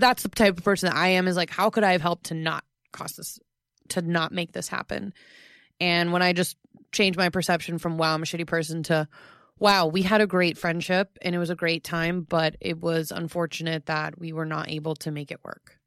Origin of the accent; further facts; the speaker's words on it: Florida, United States; Florida is my home state. It's my home.